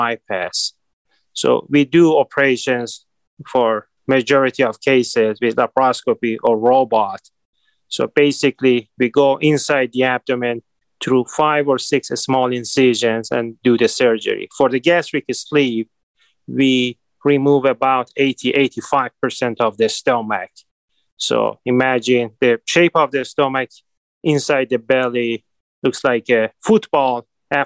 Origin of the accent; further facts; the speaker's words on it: Iran; now in Cleveland, United States; I was born and raised in Iran